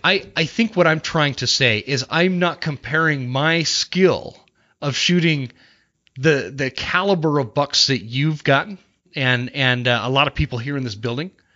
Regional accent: Utah, United States; I grew up in Utah

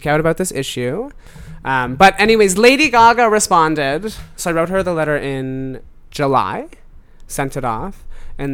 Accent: Oakville, Ontario, Canada; now in Toronto, Canada; Growing up in Oakville as a white boy.

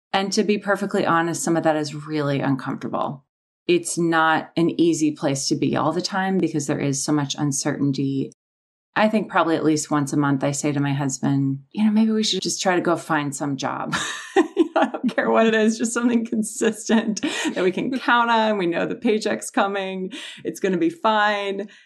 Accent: Minnesota, United States; moved away as an adult; also born or lived in Wisconsin / California; I grew up in Minnesota and went to college in Wisconsin

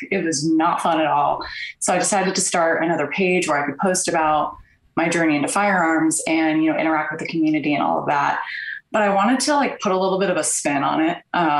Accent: San Jose, California, United States; moved away as an adult; now in Portland, United States; I'm from San Jose, California.

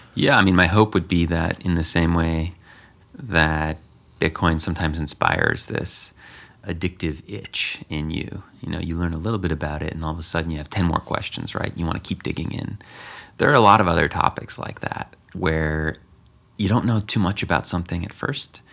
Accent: United States; me being American.

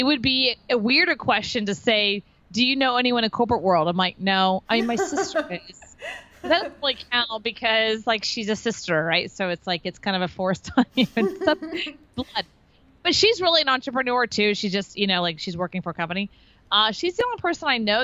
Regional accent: Texas, United States; also born or lived in Florida; now in Austin, United States; I'm from Texas.

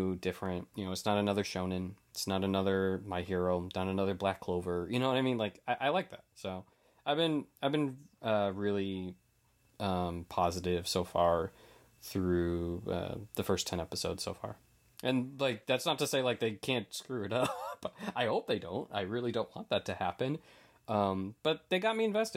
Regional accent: New England, United States; I'm from New England

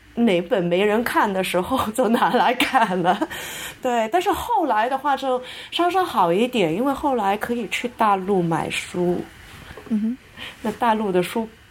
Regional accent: Hong Kong; first language Cantonese; Chinese is a second language; also born or lived in United Kingdom; 我在香港出生长大

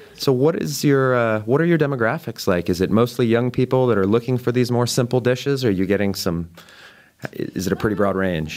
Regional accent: Boulder, Colorado, United States; moved away; my hometown of Boulder, Colorado

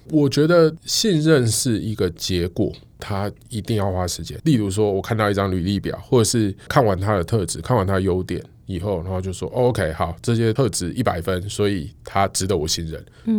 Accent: Taiwan; 我们身为台湾人

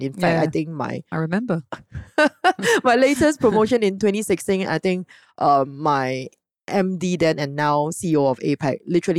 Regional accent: Singapore; being typical Singaporean

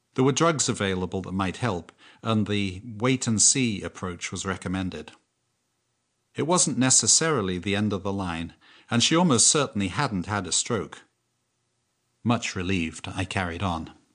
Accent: England, United Kingdom; moved away; also born or lived in Canada; I'm English.

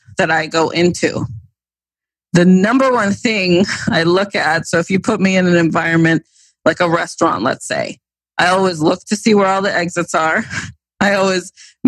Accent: East Coast, United States; growing up on the East Coast

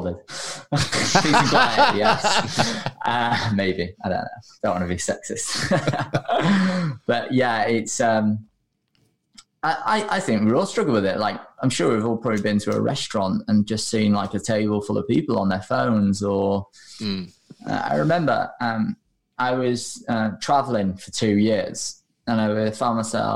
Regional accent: United Kingdom; also born or lived in Australia; we're British

